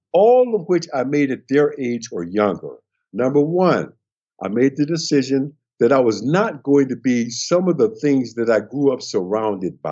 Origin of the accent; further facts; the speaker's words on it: Milwaukee, Wisconsin, United States; my hometown, Milwaukee, Wisconsin, standing in front of the elementary school that I went